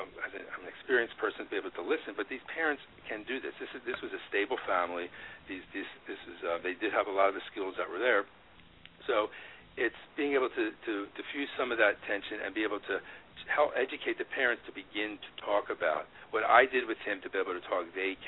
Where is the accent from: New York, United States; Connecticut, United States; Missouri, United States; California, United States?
New York, United States; Woodstock; I'm like an ex-hippie. I grew up in Woodstock and peace and love